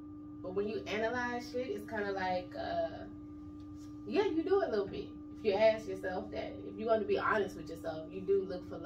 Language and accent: English; Pensacola, Florida, United States; I'm from Pensacola, Florida